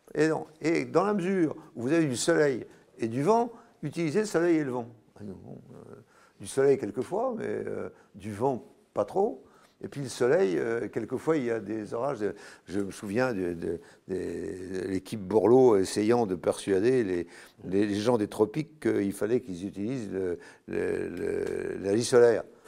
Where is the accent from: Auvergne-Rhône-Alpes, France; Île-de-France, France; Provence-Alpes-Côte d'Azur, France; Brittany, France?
Brittany, France; je suis breton. Ma maison, est dans, ma maison où je suis né, où ma mère est morte à 99 ans, c'est du granit